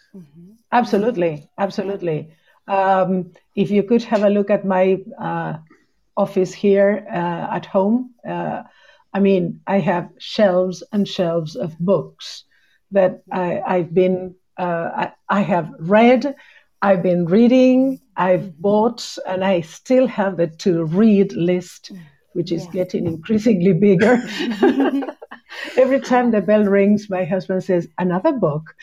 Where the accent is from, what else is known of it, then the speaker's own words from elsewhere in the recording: Punta Alta, Buenos Aires Province, Argentina; English is a second language; also born or lived in Bahia Blanca; I am originally from a city in the south of the province of Buenos Aires called Punta Alta